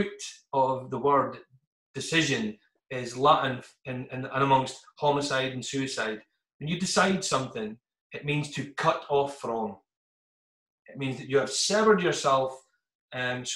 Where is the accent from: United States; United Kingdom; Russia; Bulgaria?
United Kingdom; northeast of Scotland; being Scottish and coming from the northeast of Scotland